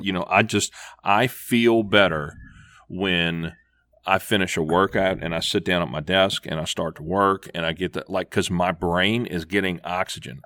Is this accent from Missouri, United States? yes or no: no; Louisiana, United States; I'm from the flatlands of Louisiana, below sea level